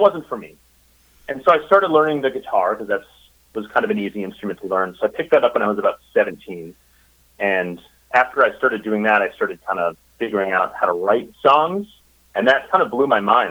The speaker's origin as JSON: {"language": "English", "region": "Minnesota", "country": "United States", "tie": "born or raised there", "also_born_or_lived": "Chicago, Illinois", "moved": "as an adult", "lives_now": "Eureka Springs, United States", "said": "I was born in Minnesota"}